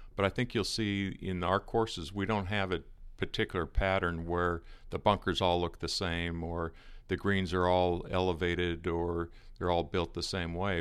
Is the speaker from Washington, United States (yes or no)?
yes; Seattle, Washington, United States; moved away as an adult; also born or lived in Arizona; living in the Northwest. I'm from the Seattle area originally